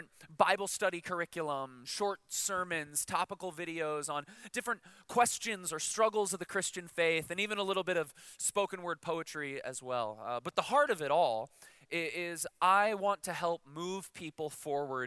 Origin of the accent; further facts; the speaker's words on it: Chicago, Illinois, United States; I'm from Chicago